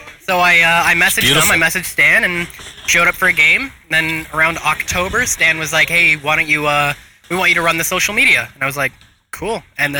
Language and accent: English; Peterborough, Ontario, Canada; I'm originally from Peterborough, Ontario.